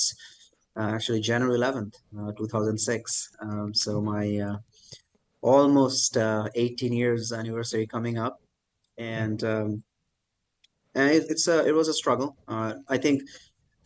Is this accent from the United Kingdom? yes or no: no; Kolkata, West Bengal, India; now in Michigan, United States; So India has four metro cities, and I grew up in Calcutta.